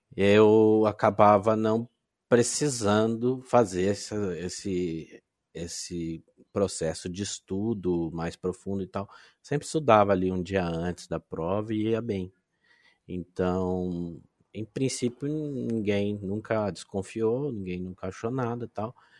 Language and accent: Portuguese; Londrina, Paraná, Brazil; Eu sou de Londrina, Paraná, uma cidadezinha do norte do Paraná